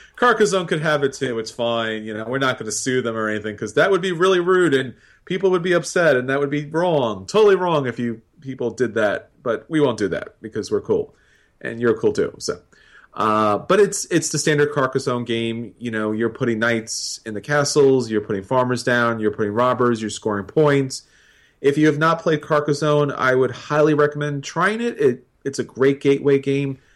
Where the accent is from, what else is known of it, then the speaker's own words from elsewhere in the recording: New York, United States; being a New Yorker